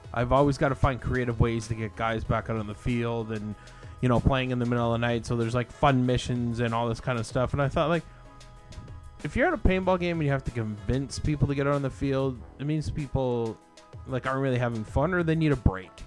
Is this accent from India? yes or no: no; Canada; I come from Canada.